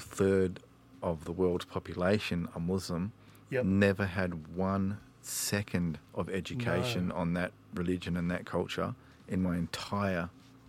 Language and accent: English; Perth, Western Australia, Australia; also born or lived in Sydney, New South Wales; Mainly Scarborough and Woodlands and Churchlands.